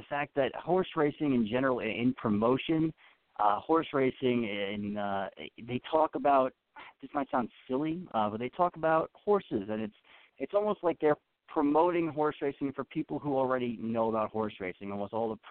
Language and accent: English; Long Island, New York, United States; I grew up on Long Island saltwater fishing